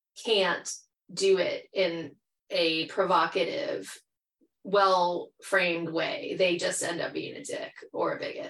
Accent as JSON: {"language": "English", "region": "Michigan", "country": "United States", "tie": "born or raised there", "also_born_or_lived": "Jackson, Michigan / Traverse City, Michigan / Ann Arbor, Michigan / Twentynine Palms, California", "moved": "as an adult", "lives_now": "California, United States", "said": "at least where I'm from Michigan. So like a lot of my youth, I grew up in Jackson for half like my childhood. And then I went up to Traverse City, Michigan, and then Ann Arbor."}